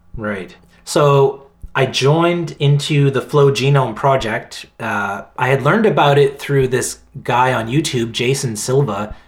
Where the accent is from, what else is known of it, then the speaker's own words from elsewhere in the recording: Halifax, Nova Scotia, Canada; now in Victoria, Canada; I'm in Victoria in British Columbia, uh, Vancouver Island. Um, but I'm from Halifax, Nova Scotia, the whole other end of the country